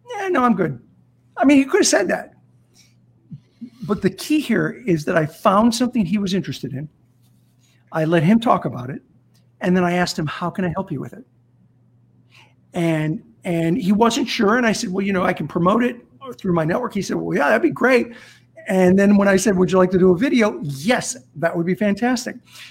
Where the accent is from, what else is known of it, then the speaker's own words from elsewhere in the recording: Azusa, California, United States; also born or lived in South Central LA; I grew up in Azusa, California